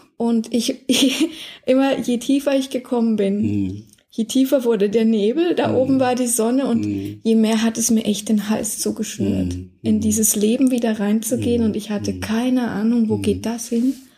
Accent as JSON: {"language": "German", "country": "Germany", "tie": "born or raised there", "said": "ich bin aufgewachsen in der DDR, hm, okay. die ersten zwölf Jahre"}